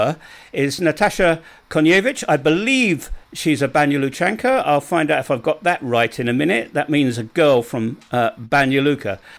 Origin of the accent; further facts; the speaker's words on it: London, United Kingdom; I was born in London. I've been living back in England now for decades